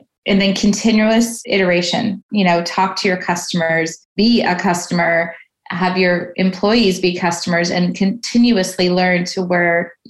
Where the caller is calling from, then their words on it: Toronto, Ontario, Canada; I'm calling in from Toronto, Canada.